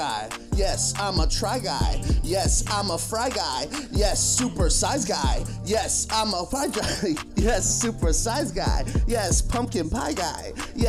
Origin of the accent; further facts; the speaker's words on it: Northeast, United States; moved away as an adult; also born or lived in Connecticut; now in Austin, United States; I grew up in the Northeast.